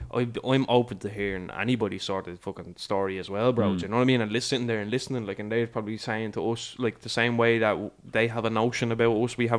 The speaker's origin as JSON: {"language": "English", "town": "Dublin", "region": "Leinster", "country": "Ireland"}